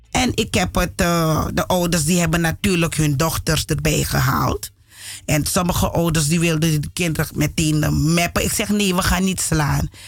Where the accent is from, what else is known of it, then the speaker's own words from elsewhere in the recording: Suriname; now in Netherlands; Omdat ik het als kind ook heb meegemaakt in Suriname.